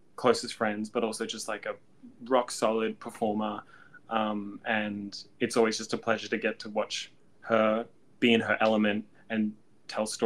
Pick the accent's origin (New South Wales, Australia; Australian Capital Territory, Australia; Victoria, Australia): Australian Capital Territory, Australia; Canberra; moved away as an adult; also born or lived in Melbourne; build a career here in Australia from growing up in Canberra